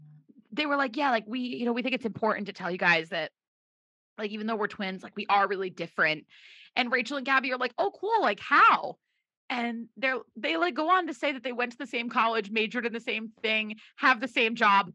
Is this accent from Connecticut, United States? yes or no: yes; Brookfield, Connecticut, United States; born or raised there